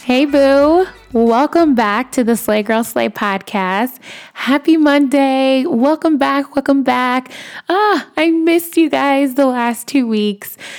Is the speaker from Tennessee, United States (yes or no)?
no; Chicago, Illinois, United States; moved away; I'm from Chicago